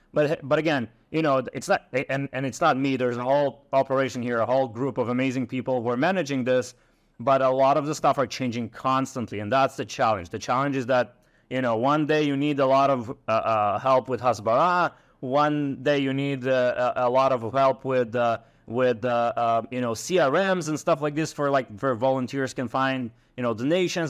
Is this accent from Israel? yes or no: yes; Ashkelon, Southern District, Israel; I'm coming from Ashkelon. Um, I was born and raised there.